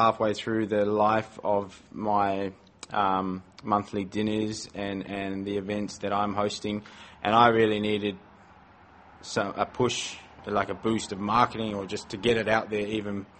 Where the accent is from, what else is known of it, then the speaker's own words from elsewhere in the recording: Porirua, Wellington, New Zealand; moved away as an adult; now in Melbourne, Australia; I am from Porirua, which is a small town about 20 minutes north of Wellington